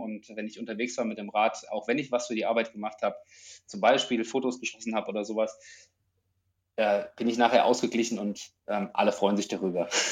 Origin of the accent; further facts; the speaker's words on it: Germany; moved away; Ich komme ursprünglich aus der Nähe von Frankfurt, aus einer ländlichen Region, so zwischen Spessart und Rhön